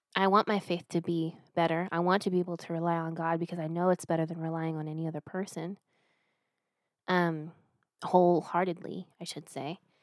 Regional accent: United States; I'm an American

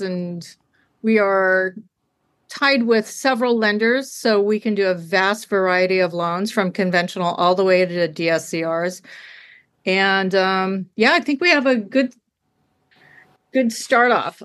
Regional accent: Chico, California, United States; now in Hawaii, United States; i'm from california I, so i'm from chico california

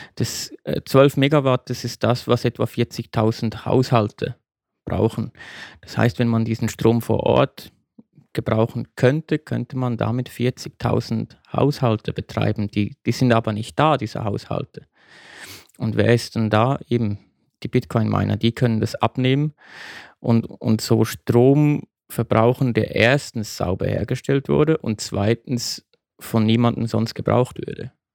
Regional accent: Switzerland; in mein Heimatland, die Schweiz

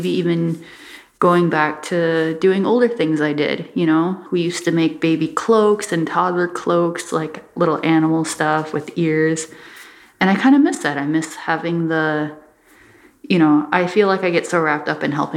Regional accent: Bois Forte Band of Ojibwe, Minnesota, United States; now in Duluth, United States; I'm from the Boy Sport Band of Ojibwe, and I'm I'm an Ojibwe two-spirit creative artist living in Duluth, Minnesota

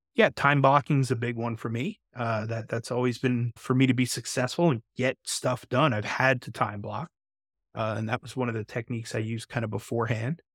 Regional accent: New York, United States; I'm from New York

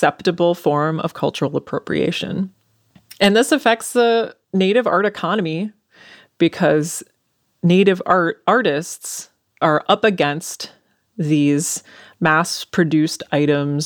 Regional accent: Anoka, Minnesota, United States; I grew up in Anoka

